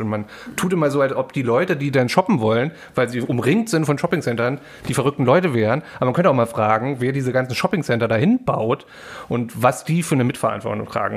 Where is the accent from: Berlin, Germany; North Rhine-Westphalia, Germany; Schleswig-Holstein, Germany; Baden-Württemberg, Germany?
Berlin, Germany; ich war in Ostberlin dort auch aufgewachsen